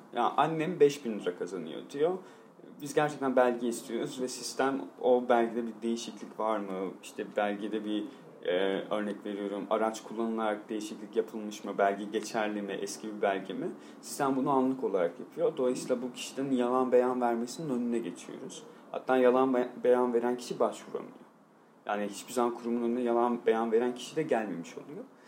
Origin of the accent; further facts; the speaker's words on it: Van, Turkey; moved away as an adult; also born or lived in Istanbul; Memleketimde işte Van'da bir deprem oldu. Ailem orada yaşadığı için